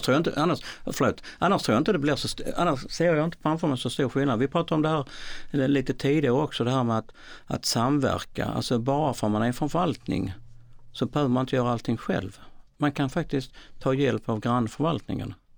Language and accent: Swedish; Malmö, Skåne, Sweden; Jag kommer från Malmö